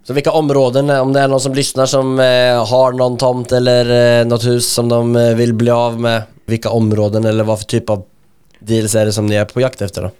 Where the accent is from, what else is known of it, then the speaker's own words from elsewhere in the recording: Linköping, Östergötland, Sweden; min hemstad Linköping.